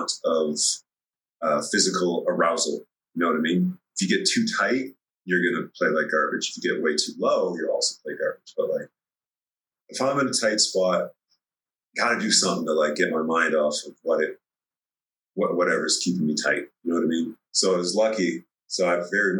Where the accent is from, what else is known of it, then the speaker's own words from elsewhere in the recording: Red Deer, Alberta, Canada; we grew up in Red Deer, Alberta